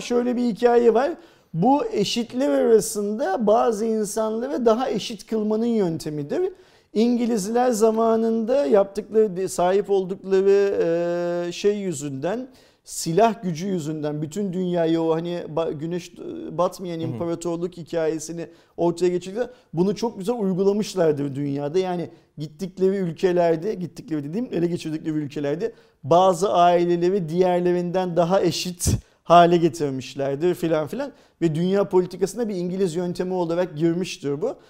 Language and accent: Turkish; Turkey; Ben bir Türk olarak